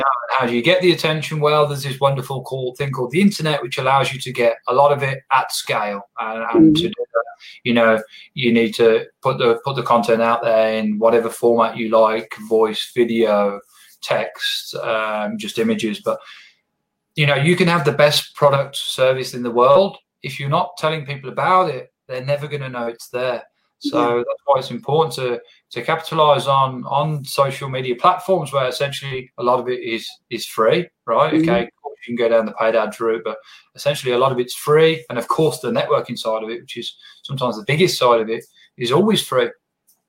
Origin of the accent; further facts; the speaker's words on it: England, United Kingdom; now in Australia; I'm from England originally